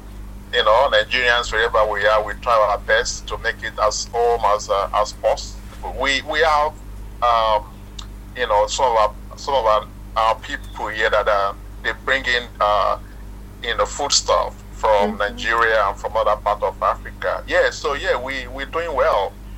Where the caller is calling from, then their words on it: Melbourne, Victoria, Australia; I'm based in Melbourne, in Australia.